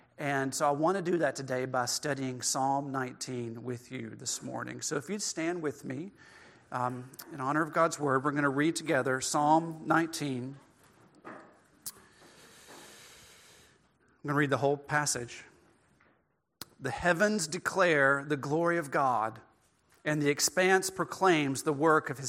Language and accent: English; northwest rural Mississippi, United States; now in Middle Tennessee, United States; I grew up in northwest rural Mississippi